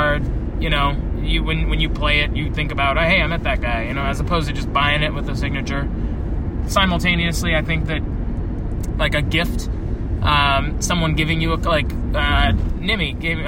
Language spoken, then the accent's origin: English; Seattle, Washington, United States; I grew up in Seattle